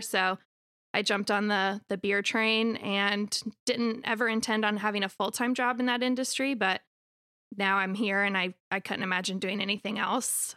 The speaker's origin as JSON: {"language": "English", "town": "Raleigh", "region": "North Carolina", "country": "United States", "tie": "born or raised there", "said": "I'm from Raleigh, born and raised"}